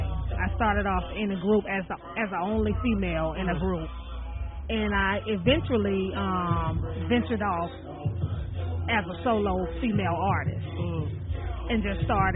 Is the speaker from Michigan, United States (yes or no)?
no; St. Petersburg, Florida, United States; also born or lived in Orlando, Florida; Originally from Orlando, Florida, but I was born and raised in St. Pete.